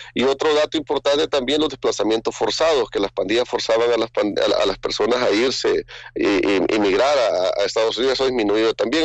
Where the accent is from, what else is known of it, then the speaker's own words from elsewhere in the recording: El Salvador; cuando he viajado como salvadoreño